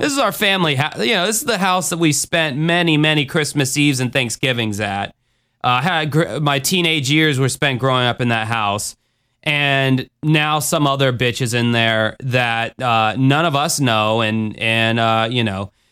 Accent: Jacksonville, Florida, United States; I did a tour of Jacksonville, Florida on there. So if you wanna see my hometown

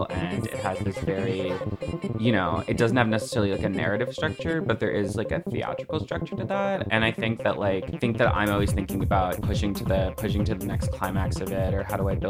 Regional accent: Florida, United States; moved away; also born or lived in Belize; I'm from Florida

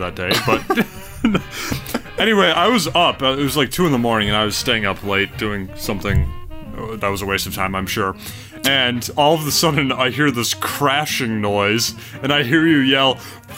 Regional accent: United States; as an American

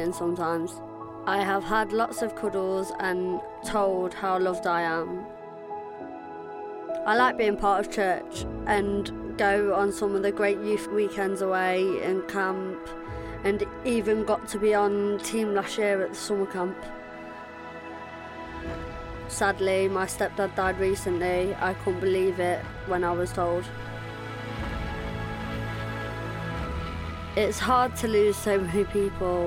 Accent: Nottingham, East Midlands, United Kingdom; I grew up in Nottingham

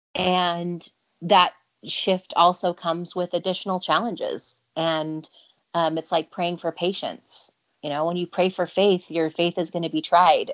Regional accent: Provo, Utah, United States; also born or lived in Orem, Utah; I grew up in Provo, Utah, Orem, Utah

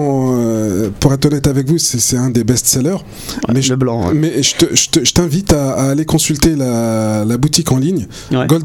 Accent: Algeria; nous sommes des Algériens et on le fait pour des Algériens. Donc on sait ce qu'ils ressentent

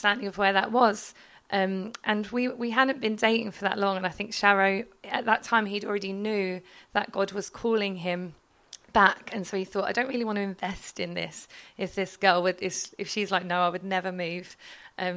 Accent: London, United Kingdom; moved away as an adult; I'm from London

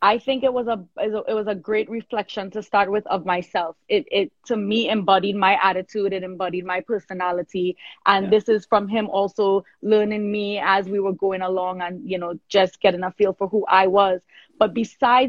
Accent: Trinidad & Tobago; moved away; also born or lived in New York; I was born in Trinidad. I am Trini born. I was born in South Trinidad. I migrated to New York

